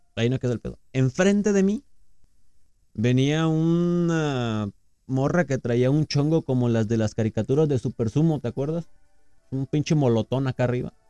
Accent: Mexico; Como mexicanos somos bien chingones

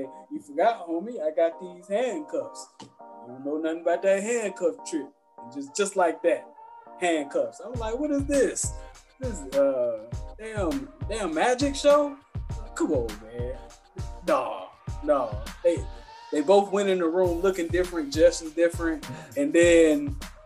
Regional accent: United States; I'm an American

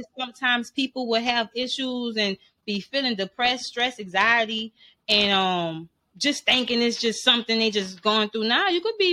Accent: New Orleans, Louisiana, United States; I'm from New Orleans

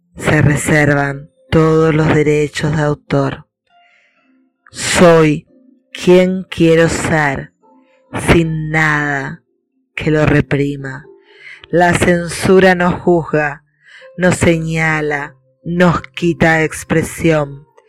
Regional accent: Buenos Aires, Argentina; de Argentina, Buenos Aires

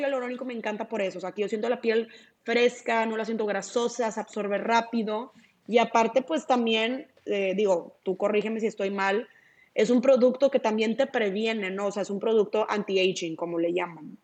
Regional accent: Monterrey, Nuevo León, Mexico; aquí en Monterrey, de donde yo soy

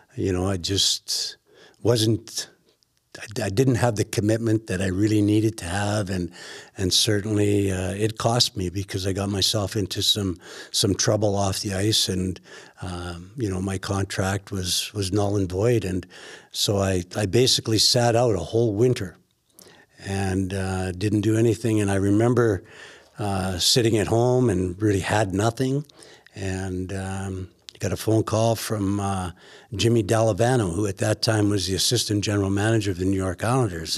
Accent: Weyburn, Saskatchewan, Canada; as a young lad growing up in Weyburn, Saskatchewan

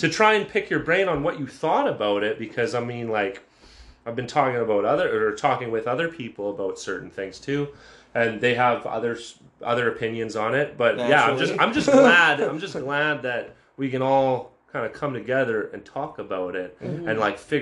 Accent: Canada; being born in Canada

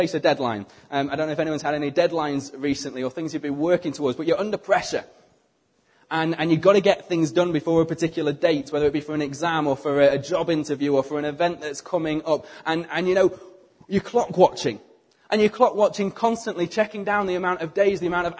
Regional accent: United Kingdom; we are British

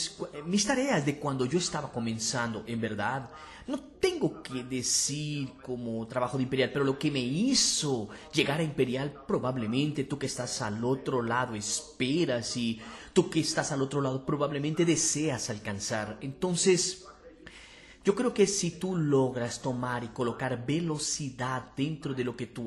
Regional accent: Fortaleza, Ceará, Brazil; Para quien no me conoce, soy de Fortaleza, hará ya emprendo desde 2006.

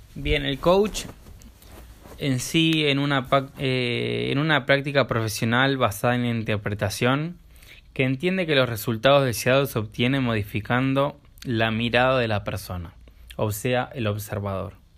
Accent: Buenos Aires, Argentina; soy de Buenos Aires

